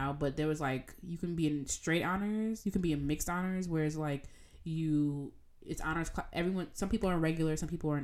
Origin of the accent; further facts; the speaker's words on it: Jamaica; accent: Jamaican; in my Jamaican accent